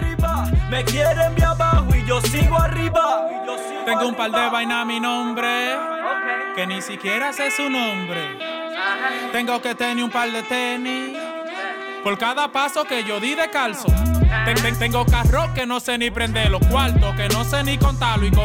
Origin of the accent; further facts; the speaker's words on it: New York City, New York, United States; we're New Yorkers, and being from that, we're from Queens